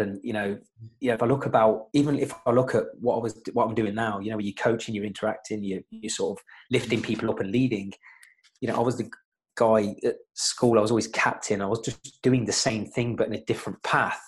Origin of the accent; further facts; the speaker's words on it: Coventry, West Midlands, United Kingdom; I'm just from Coventry.